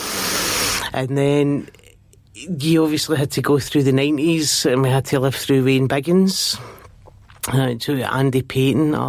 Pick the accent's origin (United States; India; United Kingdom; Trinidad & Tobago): United Kingdom; Glasgow, Scotland; But I grew up in East End. I grew up in Garra Hill, and I could actually see the stadium from my mum and dad's bedroom